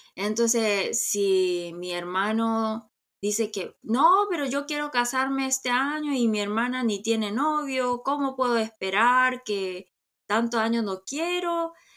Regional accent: South Korea; soy coreana

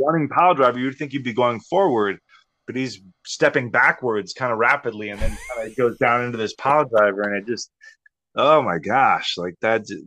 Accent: Texas, United States; growing up in Texas.

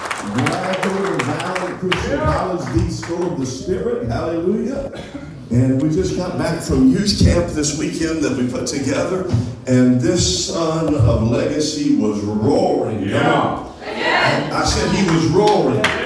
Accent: Appalachia, United States; we grew up in Appalachia

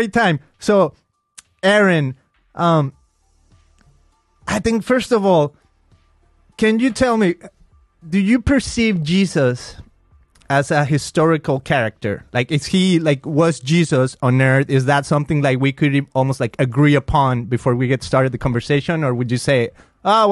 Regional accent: Mexico; first language Spanish; English is a second language; I grew up in Mexico

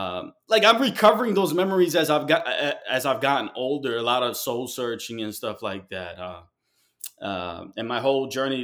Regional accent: Guayaquil, Guayas, Ecuador; Well, I'm Ecuadorian and from Guayaquil, and my father's side is from Medellin and Bogota.

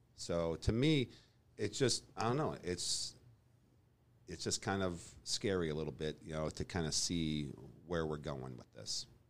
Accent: Boulder, Colorado, United States; moved away as an adult; also born or lived in Texas; now in Kansas City, United States; I grew up in Colorado, Boulder, Colorado.

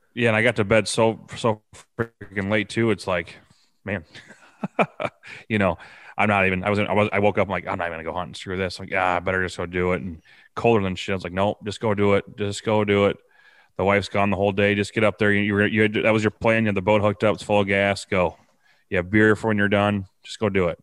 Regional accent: Preston, Iowa, United States; now in Bellevue, United States; I'm actually from Preston, Iowa. I live in Bellevue, Iowa now

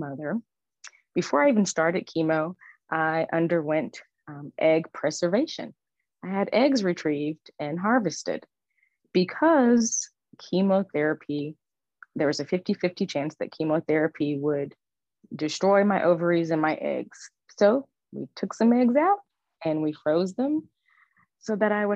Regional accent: Houston, Texas, United States; moved away as an adult; also born or lived in New York City area; I relocated from the New York City area back home to Houston for all of my treatment

